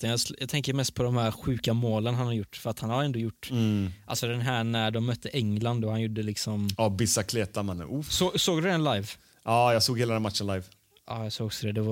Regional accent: Sweden; born there; Ja, jag är född i Sverige.

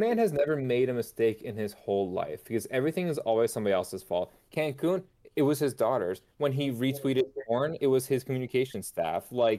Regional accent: New York, United States; moved away; yes, I am from New York

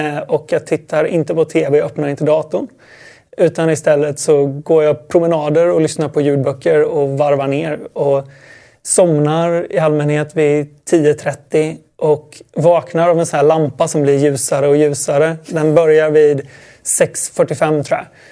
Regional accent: Sweden; Det var nog bara jag som var svensk.

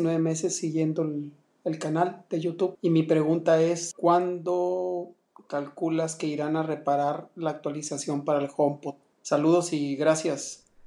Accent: Ensenada, Baja California, Mexico; soy de Ensenada, Baja California

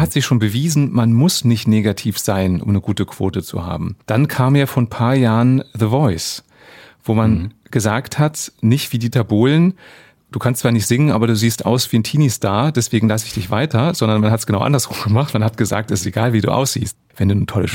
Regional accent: Germany; bei uns in Deutschland

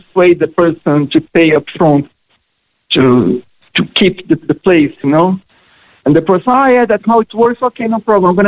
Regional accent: Brazil; English is a second language; moved away as an adult; now in Cork, Ireland; I'm from Brazil

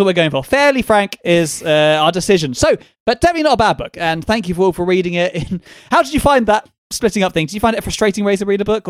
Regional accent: London, United Kingdom; Maybe it's because I'm a Londoner.

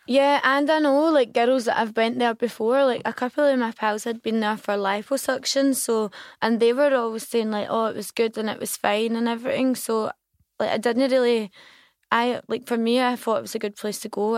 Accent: Glasgow, Scotland, United Kingdom; I'm from Govan

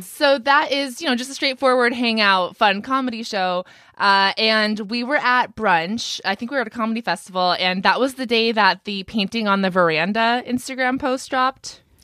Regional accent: Ventura County, California, United States; I'm actually from Ventura County, where Brittany lives now.

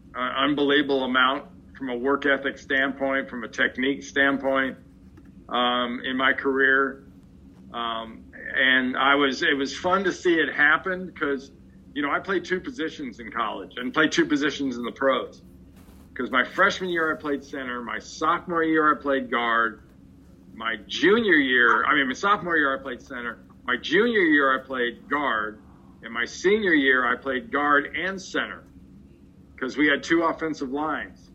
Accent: Los Angeles, California, United States; I grew up in Los Angeles.

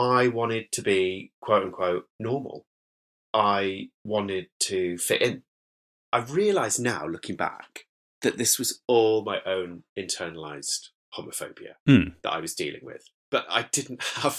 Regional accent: Whitby, Yorkshire and the Humber, United Kingdom; accent: northern lilt; moved away as an adult; born in Whitby in North Yorkshire, and I was raised there, well, sort of in villages near Whitby and then in Whitby itself for the first 18 years of my life.

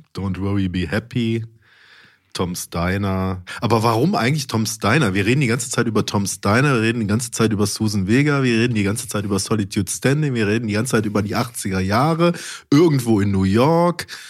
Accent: Mönchengladbach, North Rhine-Westphalia, Germany; in Mönchengladbach, da wo ich herkomme

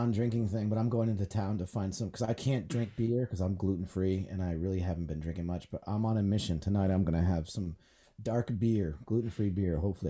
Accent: Rhode Island, United States; And where I grew up outside of Boston in Rhode Island, the Boston scene exploded with the …

